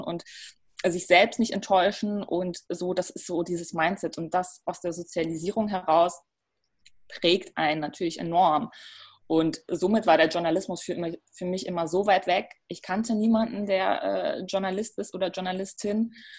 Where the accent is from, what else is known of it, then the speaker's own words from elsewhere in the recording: Ruhr area, North Rhine-Westphalia, Germany; moved away as an adult; also born or lived in North Macedonia; now in Berlin, Germany; ich bin im Ruhrgebiet aufgewachsen.